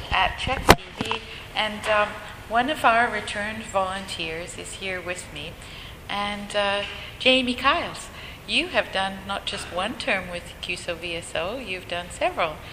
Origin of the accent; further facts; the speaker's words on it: Uganda; I come from Uganda